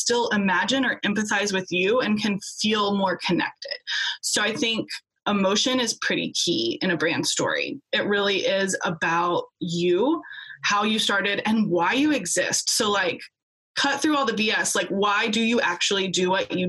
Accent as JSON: {"language": "English", "country": "United States", "also_born_or_lived": "Australia", "said": "We're both American"}